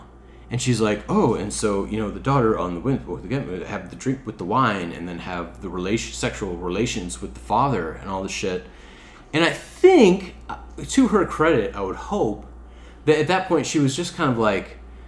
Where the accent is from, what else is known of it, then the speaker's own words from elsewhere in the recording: Midwest, United States; I'm from the Midwest.